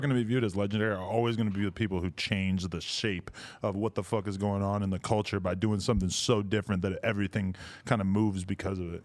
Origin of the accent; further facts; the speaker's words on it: East Coast, United States; I'm from the East Coast